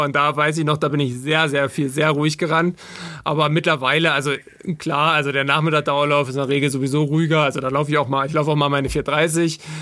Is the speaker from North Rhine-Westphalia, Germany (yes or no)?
no; Altmark, Saxony-Anhalt, Germany; also born or lived in Magdeburg; ich komme aus Sachsen-Anhalt, aus der Altmark ursprünglich und äh, bin mit 15 äh, Jahren auf die Sportschule gegangen nach Magdeburg